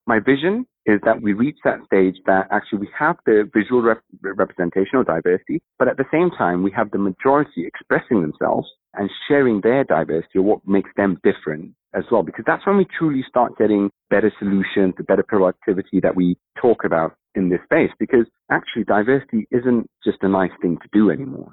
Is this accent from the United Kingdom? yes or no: no; Kenya; my actual background is East African, so I'm from Kenya